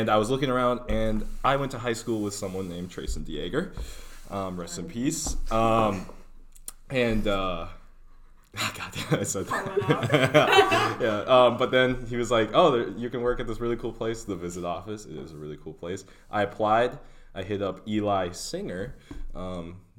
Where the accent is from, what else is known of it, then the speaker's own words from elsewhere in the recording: Glenwood, Minnesota, United States; I'm from Glenwood, Minnesota. Small little town.